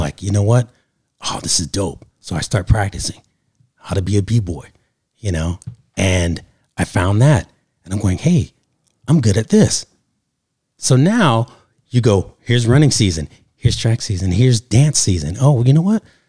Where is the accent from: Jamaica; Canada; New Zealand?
Canada; now in Los Angeles, United States; originally from Canada, live here in Los Angeles, California